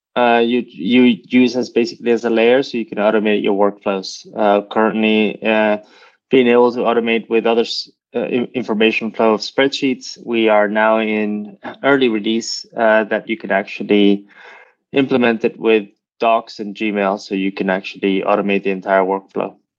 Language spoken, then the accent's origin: English; United States; now in Europe; I live in Europe, but I'm American